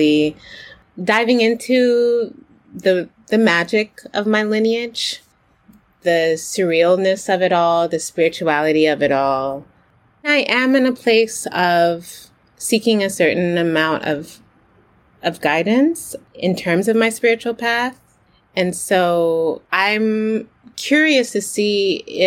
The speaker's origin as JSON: {"language": "English", "country": "United States", "tie": "born or raised there", "said": "I'm a Haitian born in America. I'm Haitian American"}